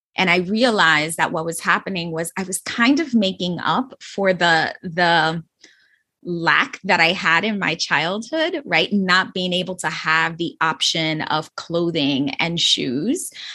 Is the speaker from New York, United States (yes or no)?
yes; New York City, New York, United States; I was from the Bronx. I was raised in the Bronx, and it's the poorest borough in New York City